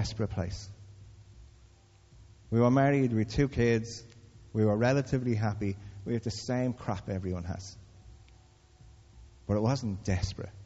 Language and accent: English; Dublin, Leinster, Ireland; I come from Crumlin